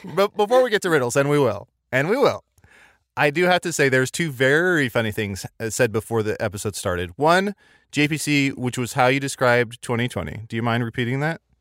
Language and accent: English; Midwest, United States; I grew up in the Midwest